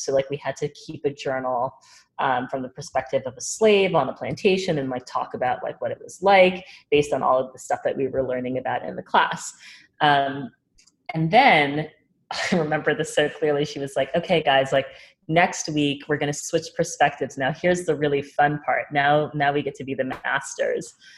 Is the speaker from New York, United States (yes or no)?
yes; New York, United States; also born or lived in New Orleans / Minneapolis; I, I loved growing up in New York. Before New York, I lived in New Orleans, and then I was born actually in Minneapolis, but oh. I do not remember that. So I kind of just say I'm a New Yorker because I lived here since I was like seven years old